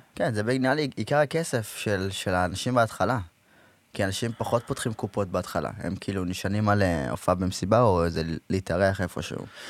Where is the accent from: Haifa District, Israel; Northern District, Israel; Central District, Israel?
Central District, Israel; Rehovot; אנשים לא יודעים שאני מרחובות, אבל אני מרחובות